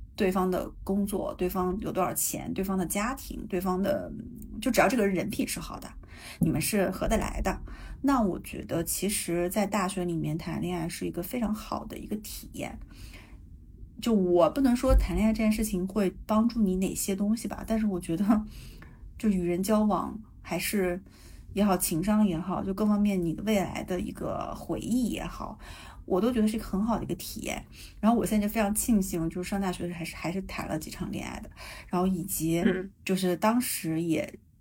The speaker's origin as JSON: {"language": "Chinese", "region": "Jilin", "country": "China", "accent": "Northeastern (Dongbei)", "moved": "as an adult", "lives_now": "Canada", "said": "你看我东北口音出来了吧"}